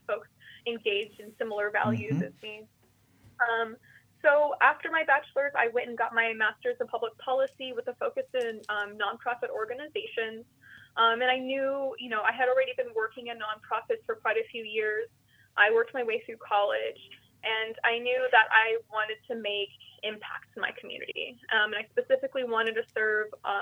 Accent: South Central Valley, California, United States; moved away as an adult; now in Sonoma County, United States; I am originally from the South Central Valley. My parents immigrated from Brazil to this little farm worker town

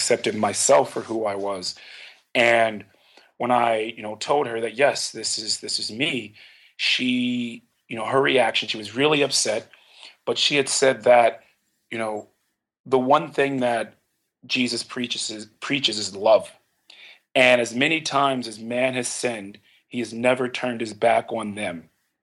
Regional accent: Philadelphia, Pennsylvania, United States; I grew up in Philadelphia

